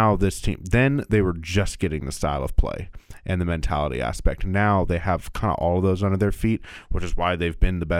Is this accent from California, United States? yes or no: yes; Bay Area, California, United States; now in Kansas City, United States; I grew up in the Bay Area.